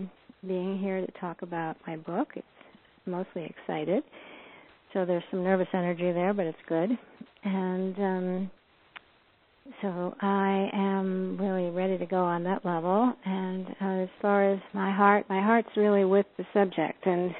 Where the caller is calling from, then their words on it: Boulder, Colorado, United States; I am joining you from Boulder, Colorado. And I'm in my home office here.